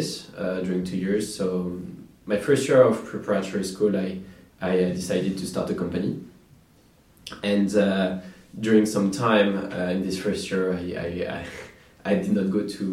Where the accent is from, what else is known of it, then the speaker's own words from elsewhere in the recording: Normandy, France; grew up in the countryside in Normandy